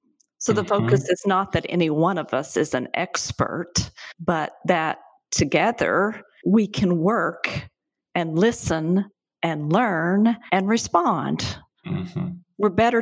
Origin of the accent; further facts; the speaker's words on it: the American South, United States; moved away as an adult; also born or lived in Michigan; now in North Carolina, United States; born and bred in the American South. Lived out of it for a while. Lived in Michigan for 7 years and chose to move back to the South with all the difficulties that come from being from this region. It still is home.